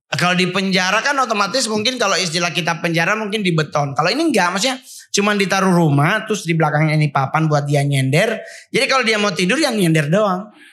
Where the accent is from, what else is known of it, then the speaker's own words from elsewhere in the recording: Sangihe Islands, North Sulawesi, Indonesia; moved away; also born or lived in Manado; Kalau masa kecil kan saya tidak di Menadonya, tapi saya di Pulau Sanger